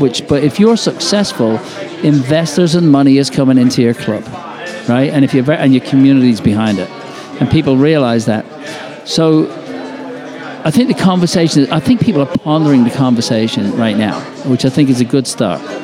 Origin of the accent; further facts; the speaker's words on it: England, United Kingdom; now in United States; when I was growing up in England